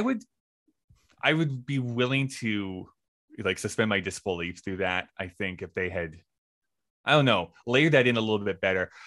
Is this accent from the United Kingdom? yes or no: no; Canada; I am a Canadian and I like to represent it